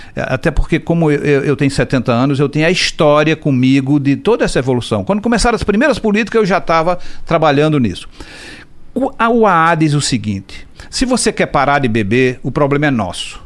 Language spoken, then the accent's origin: Portuguese; Caruaru, Pernambuco, Brazil; eu sou de Caruaru